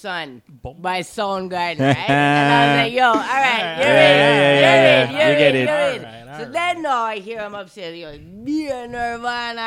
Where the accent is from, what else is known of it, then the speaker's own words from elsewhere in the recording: Jamaica; moved away; also born or lived in Canada; I grew up in Jamaica.